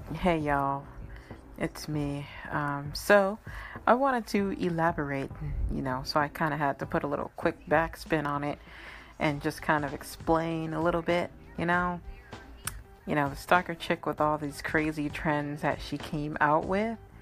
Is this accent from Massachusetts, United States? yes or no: yes; Massachusetts, United States; I'm out from Massachusetts